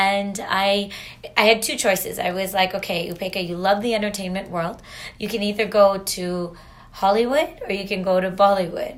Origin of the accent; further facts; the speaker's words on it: Canada; also born or lived in India; I'm a Canadian girl, grew up over here.